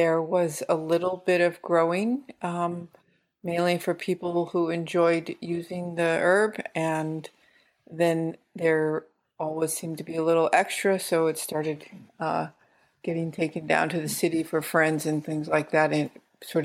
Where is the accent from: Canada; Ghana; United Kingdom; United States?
United States; San Francisco, California; moved away as an adult; now in Humboldt County, United States; I grew up in San Francisco and I moved up here. In the late 70s